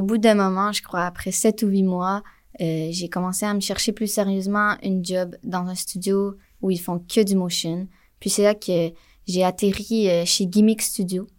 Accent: Montreal, Quebec, Canada; also born or lived in Jonquière; je viens de Montréal

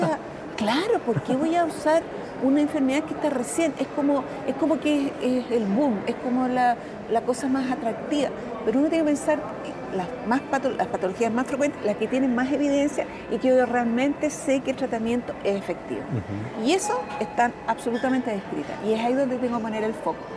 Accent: Chile

